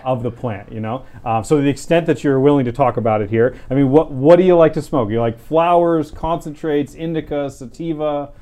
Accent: Southern California, United States; I'm a, a lifelong Californian, I was born in Southern California

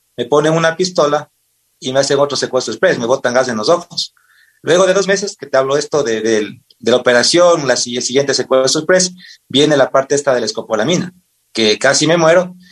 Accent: Pangua, Cotopaxi, Ecuador; also born or lived in Quevedo, Los Ríos; Yo nací en la provincia de Los Ríos, en Quevedo, y toda mi vida hasta el colegio viví en el corazón en la provincia de, Cotopaxi, en el Cantón Pangua. Ahí estudié la escuela y el colegio.

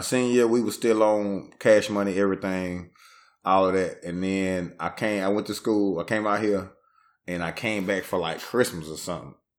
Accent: Shreveport, Louisiana, United States; I'm from Shreveport. I'm not claiming New Orleans.

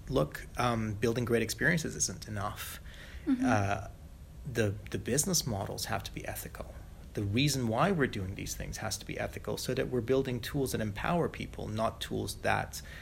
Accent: Malaysia; I grew up as a third culture kid, uh, little white kid growing up in Malaysia

